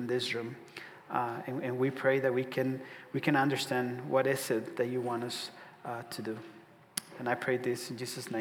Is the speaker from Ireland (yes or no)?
no; Ciudad Juárez, Chihuahua, Mexico; now in Omaha, United States; I'm from Ciudad Juarez, border city with El Paso, Texas. So if you think of El Paso, just look a little bit down, and that's going to be Juarez right there. So I was born there. I moved to Omaha.